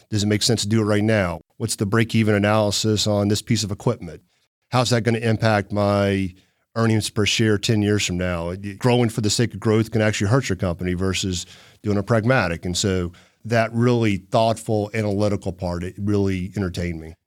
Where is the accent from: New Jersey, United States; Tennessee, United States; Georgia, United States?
Tennessee, United States; Chattanooga; also born or lived in North Carolina; we were in Farrington Forest off Boy Scout Road out in Hickson